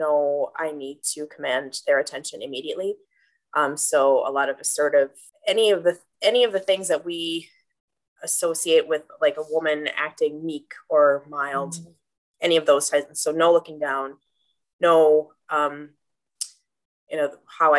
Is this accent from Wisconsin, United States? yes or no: yes; Green Bay, Wisconsin, United States; I'm born and raised in Green Bay